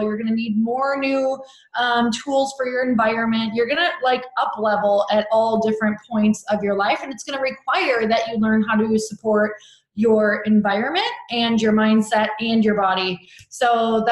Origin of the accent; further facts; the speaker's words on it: Midwest, United States; now in Santa Monica, United States; I live in Santa Monica, California, but I've not always lived here. I am from the Midwest.